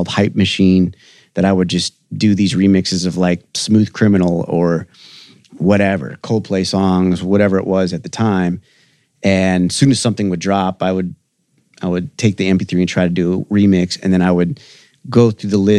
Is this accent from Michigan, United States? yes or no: yes; Detroit, Michigan, United States; now in Nashville, United States; I'm from Detroit. I moved to Nashville about 17 years ago.